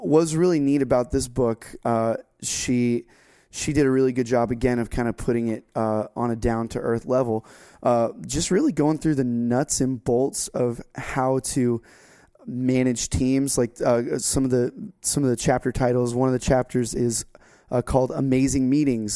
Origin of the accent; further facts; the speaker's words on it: Florida, United States; now in North Carolina, United States; my home state of Florida